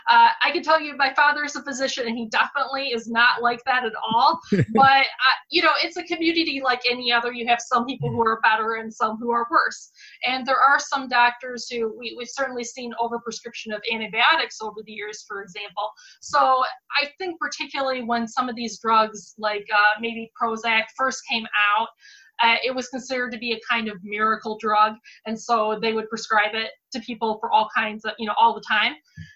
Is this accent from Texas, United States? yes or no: no; Michigan, United States; born or raised there